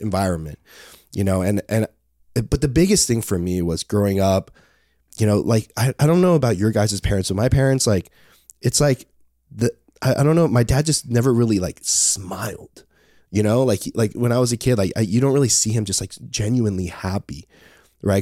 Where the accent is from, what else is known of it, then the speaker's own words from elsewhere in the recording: Palos Verdes, California, United States; also born or lived in Torrance, California; we have a, a, house up there, and that's where I grew up